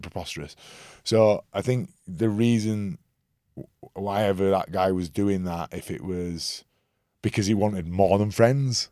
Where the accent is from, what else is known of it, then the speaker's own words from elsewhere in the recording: Leeds, Yorkshire and the Humber, United Kingdom; I'm from Leeds